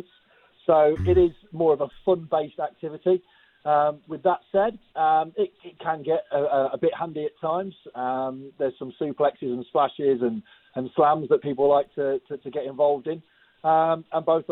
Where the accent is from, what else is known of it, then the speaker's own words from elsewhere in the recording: Leicester, East Midlands, United Kingdom; I'm from Leicester myself